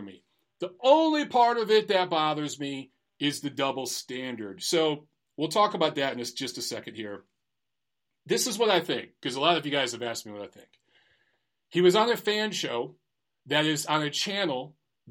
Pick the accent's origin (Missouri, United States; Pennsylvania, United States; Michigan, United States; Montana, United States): Michigan, United States; Detroit; moved away as an adult; now in Los Angeles, United States; I grew up in Detroit in a predominantly black neighborhood. I lived in black neighborhoods my entire life until I was 30 and moved